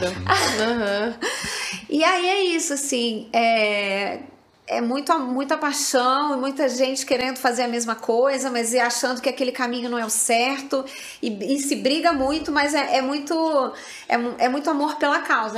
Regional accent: São Paulo, Brazil; moved away as an adult; now in Rio de Janeiro, Brazil; eu sou paulista e quando eu me mudei de São Paulo para o Rio

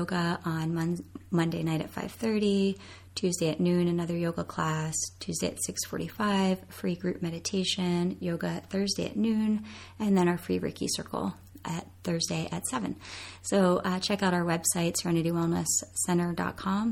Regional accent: Coatesville, Pennsylvania, United States; now in State College, United States; I am originally from Coatesville, Pennsylvania

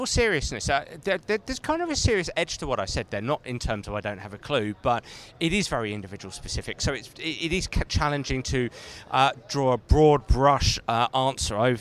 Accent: England, United Kingdom; I'm very blessed living in England, being English

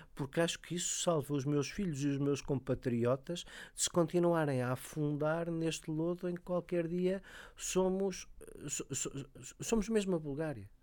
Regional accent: Lisbon, Portugal; Eu sou lisboeta, mas gosto de dizer que sou de Cora

